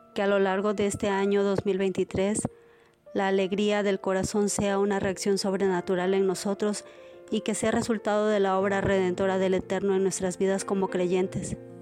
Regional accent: Mexico; soy de México

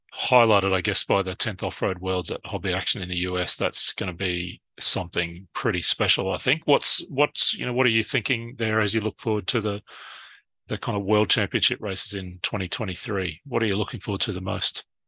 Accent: Brisbane, Queensland, Australia; my hometown in Brisbane, Australia

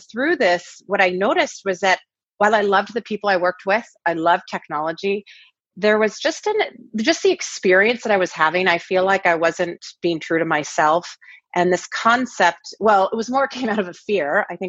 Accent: Pacific Northwest, United States; now in Los Angeles, United States; I grew up in the Northwest, and we've been in LA now for about 10 years.

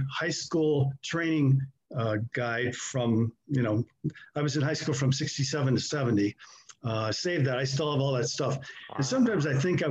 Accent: Iowa City, Iowa, United States; moved away; I'm originally from Iowa City and I ended up going to school

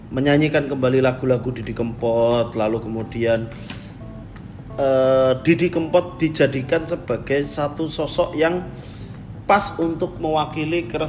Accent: East Java, Indonesia; Karena aku sendiri waktu aku kan kecil memang di Jawa Timur

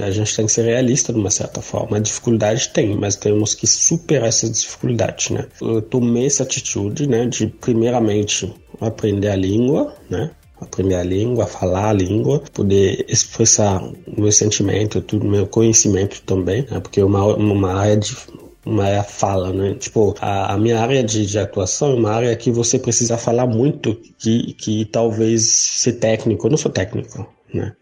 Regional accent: DR Congo; moved away as an adult; now in Brazil; eu sou da República Democrática do Congo. Faz exatamente cinco anos que eu estou no Brasil

